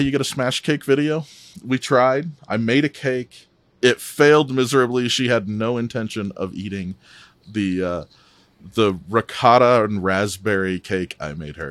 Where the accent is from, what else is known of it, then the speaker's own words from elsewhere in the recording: Midwest, United States; now in Salt Lake City, United States; I'm originally from the Midwest, so I'm, I'm a transplant out here